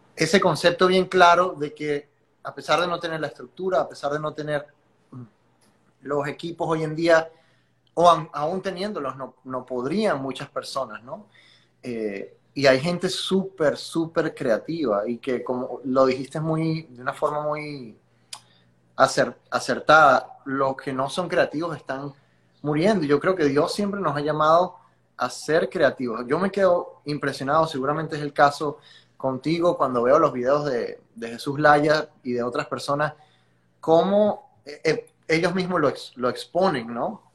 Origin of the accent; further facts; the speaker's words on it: Venezuela; moved away; Yo vengo de Venezuela, soy venezolano, no he dejado de trabajar para mi país